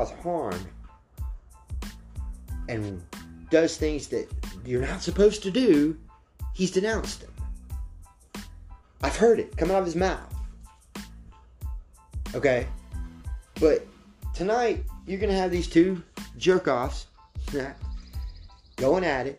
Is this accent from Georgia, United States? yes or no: yes; Georgia, United States; I grew up in, I'm from Georgia